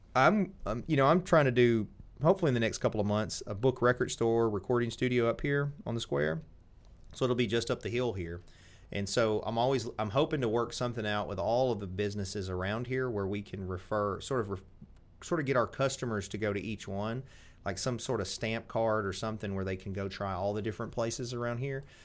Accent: Tennessee, United States; I'm from Tennessee, and you're gonna be able to tell.

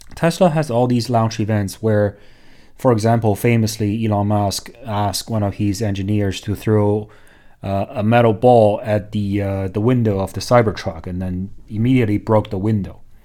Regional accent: China; moved away; also born or lived in Hong Kong; growing up in China

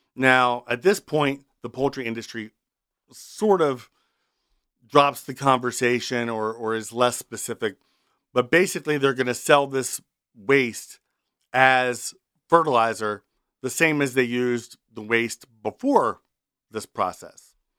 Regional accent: Milford, Delaware, United States; I was born and raised near Milford on the Kent Sussex line

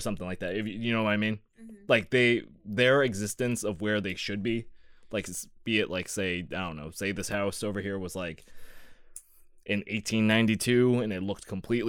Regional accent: United States; we're Laotian, Laos, and pretty much, I'm very American, don't know a lick of that language

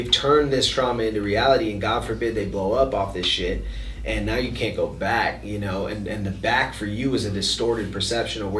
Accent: Minneapolis, Minnesota, United States; Like I'm from Minneapolis. I'm from the south side of Minneapolis.

